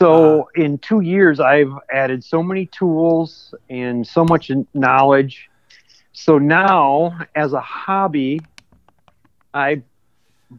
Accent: Austin, Minnesota, United States; also born or lived in Clear Lake, Minnesota; dead center of Minnesota is a small town called Austin, Minnesota. That's my hometown.

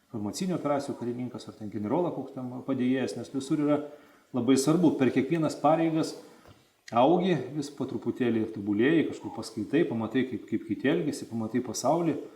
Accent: Vilnius, Vilnius County, Lithuania; aš esu iš Vilnius, iš Viršuliškių

